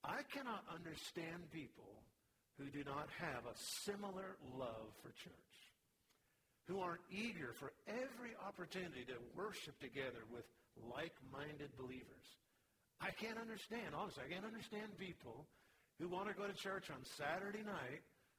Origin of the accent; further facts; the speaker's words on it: Vancouver, Washington, United States; When I was born, he had just become a pastor, actually started a church in Vancouver, Washington. I literally grew up in church